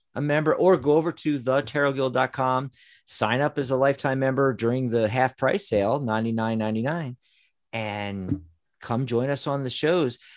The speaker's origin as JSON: {"language": "English", "region": "Pennsylvania", "country": "United States", "moved": "yes", "lives_now": "Tucson, United States", "said": "where we're originally from"}